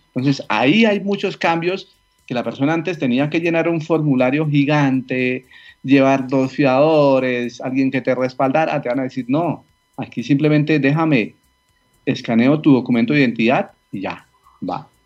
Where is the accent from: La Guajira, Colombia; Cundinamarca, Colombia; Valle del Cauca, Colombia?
Cundinamarca, Colombia; a small town near Bogotá; yo soy colombiano, vivo en una población cerca a Bogotá, un pequeño pueblo, eh, aquí crecí